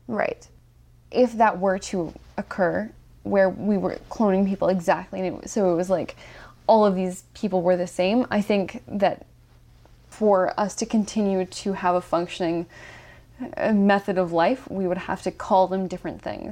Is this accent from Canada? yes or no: yes; Ontario, Canada; I am from Ontario, and I was raised in a family